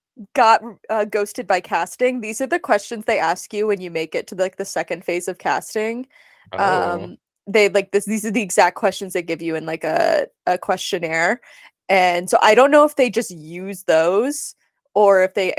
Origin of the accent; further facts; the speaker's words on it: Mesa, Arizona, United States; So Jamie Lynn Ruiz, she and I are from the same hometown. We're both from Mesa, Arizona.